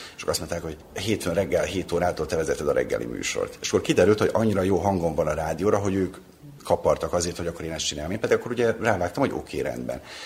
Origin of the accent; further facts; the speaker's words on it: Temerin, Vojvodina, Serbia; moved away as an adult; also born or lived in Novi Sad; now in Belgrade, Serbia; én temerini származású vagyok